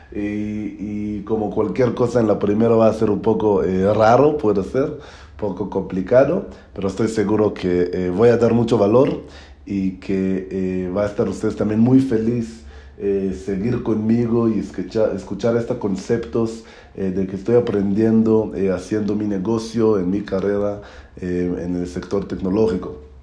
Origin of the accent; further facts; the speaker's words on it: Israel; Spanish is a second language; now in Mexico; soy de Israel, estoy viviendo ahora en México